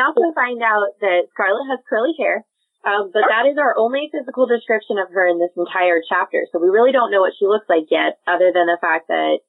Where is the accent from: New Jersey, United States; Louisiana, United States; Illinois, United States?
Illinois, United States; moved away; Where you are right now, Becca, is about 8 hours from where I grew up in Illinois.